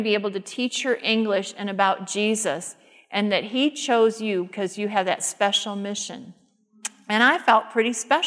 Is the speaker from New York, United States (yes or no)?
no; Detroit, Michigan, United States; where I grew up in the Detroit area